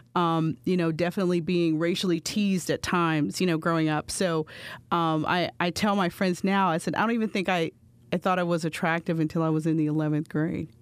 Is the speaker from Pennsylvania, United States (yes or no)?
yes; Bridgeville, Pennsylvania, United States; moved away as an adult; also born or lived in Pittsburgh, Pennsylvania; now in Philadelphia, United States; growing up in Bridgeville